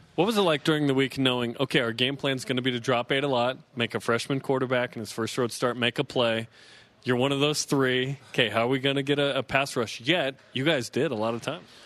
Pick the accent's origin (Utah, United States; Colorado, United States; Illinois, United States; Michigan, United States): Utah, United States; West Jordan; I'm from West Jordan